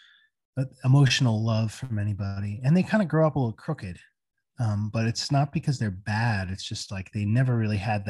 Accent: Bayville, New Jersey, United States; Growing up in New Jersey

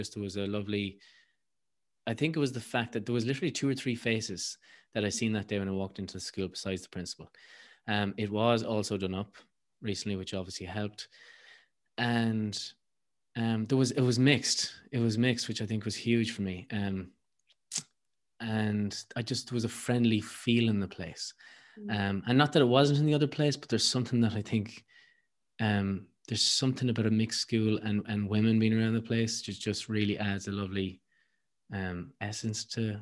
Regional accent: County Mayo, Ireland; I'm from Mayo

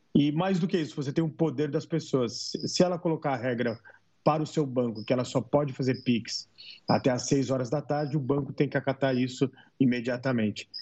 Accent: Brazil; como brasileiro

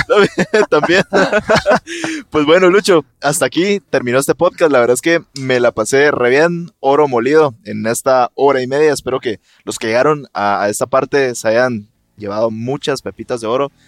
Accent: Guatemala

